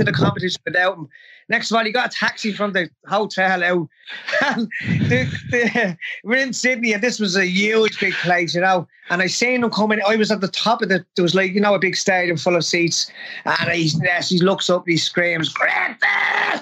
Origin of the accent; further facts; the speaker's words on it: Ireland; I was from Glimnet, which was a rough enough place